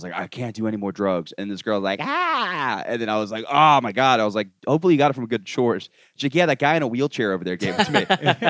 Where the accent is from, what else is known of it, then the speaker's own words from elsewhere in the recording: Florida, United States; moved away as an adult; now in New York City, United States; I thought I was rich coming from Florida.